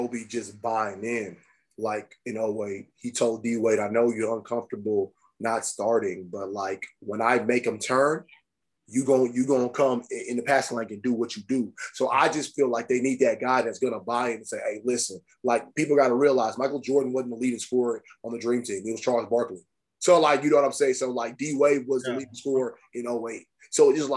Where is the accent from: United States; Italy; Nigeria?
Nigeria; I'm Nigerian